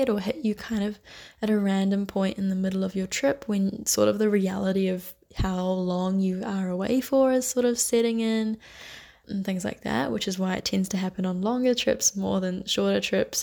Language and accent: English; New Zealand; moved away as an adult; now in Barcelona, Spain; I'm from New Zealand